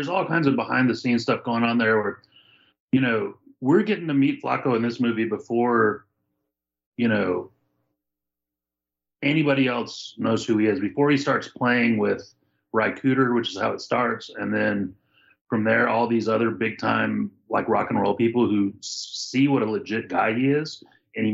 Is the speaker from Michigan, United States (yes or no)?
no; Texas, United States; Texas that I carry in my heart that I'm proud of. And, you know, nowadays there's a lot of freight to being a Texan that I really could do without.